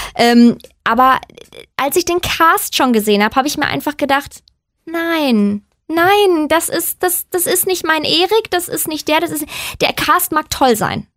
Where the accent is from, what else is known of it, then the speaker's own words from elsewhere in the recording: Germany; ich komme aus Deutschland